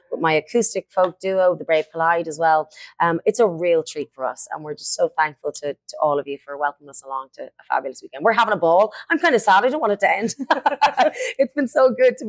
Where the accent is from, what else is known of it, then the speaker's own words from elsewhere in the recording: Dublin, Leinster, Ireland; I am from Dublin, Ireland. I have been raised in a very musical family.